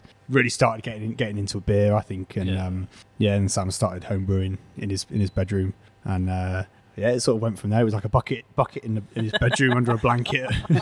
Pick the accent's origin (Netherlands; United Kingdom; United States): United Kingdom; Bristol, South West England; moved away as an adult; also born or lived in London; now in Birmingham, United Kingdom; I grew up in Bristol, and then I was living in London at the time